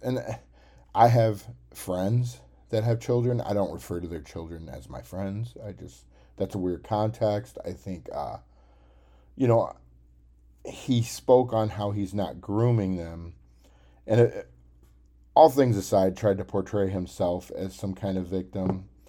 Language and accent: English; Cookeville, Tennessee, United States; I actually went to Tennessee Tech University. That's kind of my hometown